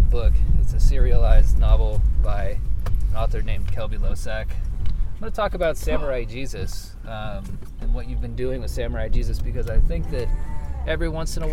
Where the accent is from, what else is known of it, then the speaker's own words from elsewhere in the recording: Oklahoma, United States; also born or lived in Portland; I love Oklahoma. I'm not one of those people who hates where he's from